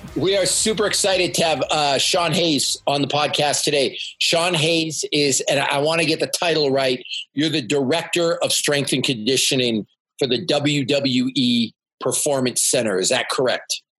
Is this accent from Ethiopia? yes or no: no; Canada; I'm a Canadian